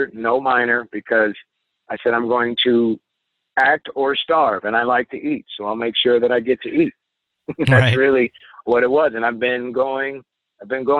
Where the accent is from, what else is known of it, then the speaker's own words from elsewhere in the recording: Indianapolis, Indiana, United States; a community college in my hometown of Indianapolis